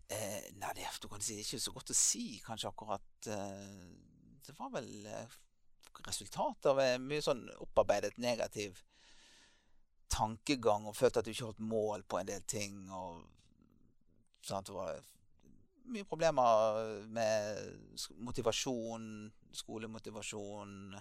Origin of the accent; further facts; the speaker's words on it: Bergen, Vestland, Norway; moved away as an adult; also born or lived in Tromsø, Norway; now in Lyngdal, Norway; jeg ble født eh, i Bergen og eh, vokste opp der for det meste